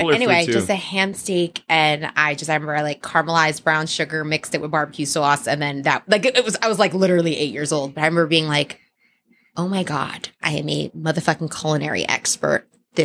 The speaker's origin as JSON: {"language": "English", "town": "Elizabeth", "region": "New Jersey", "country": "United States", "tie": "born or raised there", "also_born_or_lived": "Miami", "moved": "as an adult", "lives_now": "Los Angeles, United States", "said": "I grew up in Elizabeth, New Jersey, which is not the suburbs."}